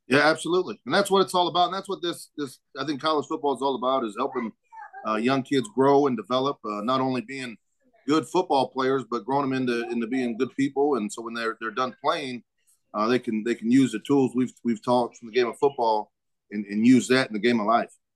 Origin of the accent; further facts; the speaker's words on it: Omaha, Nebraska, United States; also born or lived in Northwest Missouri State; I'm originally from Omaha